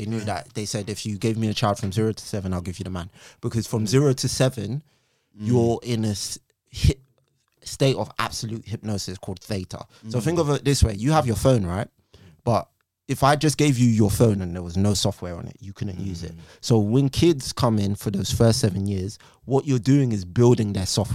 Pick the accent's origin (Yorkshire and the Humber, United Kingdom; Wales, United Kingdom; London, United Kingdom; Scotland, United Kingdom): London, United Kingdom; I grew up in Northwest London, Stonebridge.